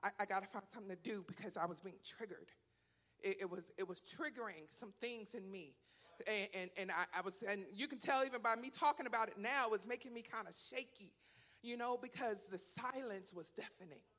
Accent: Philadelphia, Pennsylvania, United States; now in Texas, United States; I'm from Philadelphia

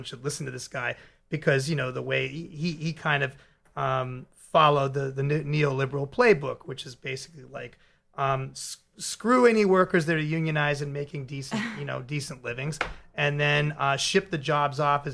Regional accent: Peabody, Massachusetts, United States; also born or lived in Dorchester, Boston, Massachusetts; I grew up mostly in Peabody and then come back when I was 17

